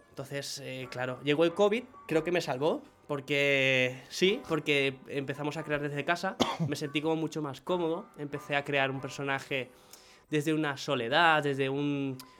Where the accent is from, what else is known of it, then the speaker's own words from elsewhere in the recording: Venezuela; moved away; dije, Venezuela.